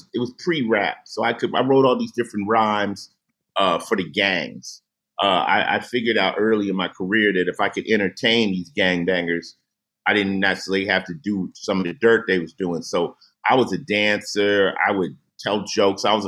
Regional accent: Los Angeles, California, United States; I come from Crenshaw High School

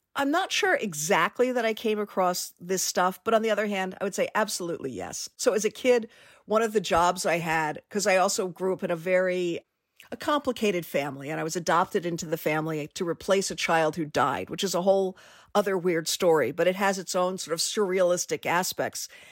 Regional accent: Washington, District of Columbia, United States; moved away; I grew up in Washington, D.C.

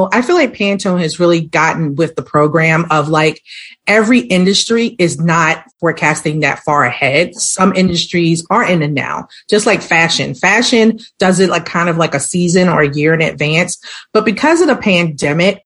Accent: Baltimore, Maryland, United States; now in Atlanta, United States; I'm actually from the city of Baltimore

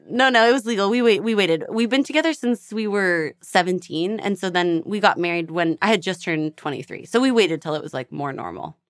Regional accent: Edmonton, Alberta, Canada; moved away as an adult; also born or lived in Toronto; now in Los Angeles, United States; I'm from Edmonton, Alberta

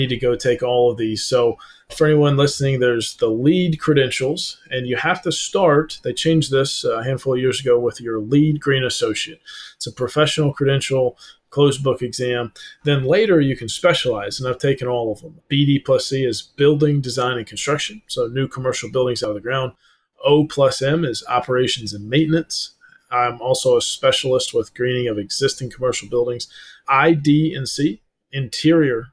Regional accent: North Georgia Mountains, United States; also born or lived in Atlanta, Georgia; I'm in Atlanta, Georgia right now. I grew up in the North Georgia Mountains.

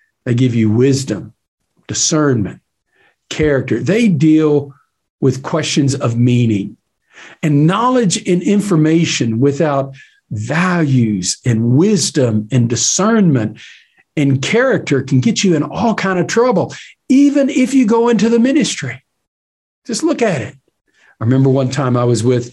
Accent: East Texas, United States; moved away as an adult; also born or lived in Tyler, Texas / Dallas-Fort Worth, Texas; I was from East Texas where Bob Buford was

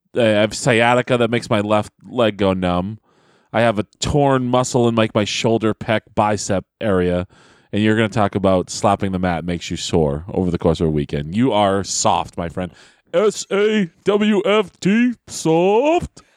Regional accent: Manchester, New Hampshire, United States; I'm from Manchester, New Hampshire

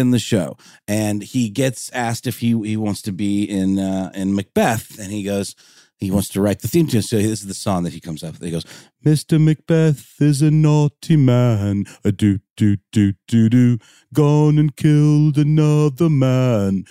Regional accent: Augusta, Georgia, United States; my hometown of Augusta, Georgia

